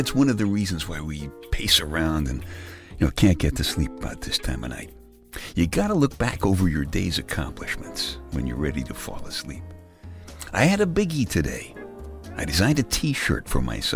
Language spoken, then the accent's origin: English; New York City, New York, United States; moved away; I'm from Brooklyn. Who has a lawn tractor in Brooklyn, you know? All the guys around here have lawn tractors